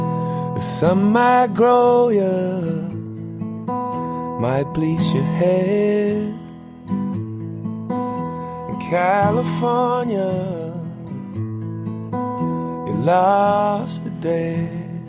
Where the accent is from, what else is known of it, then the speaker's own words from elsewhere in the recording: Edmonton, Alberta, Canada; I grew up in kind of the punk scene out there.